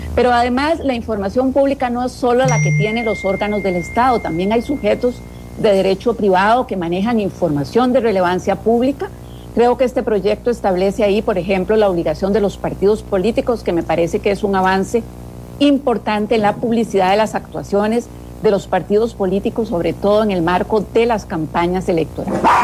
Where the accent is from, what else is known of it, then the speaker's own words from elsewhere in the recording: Costa Rica; como Estado costarricense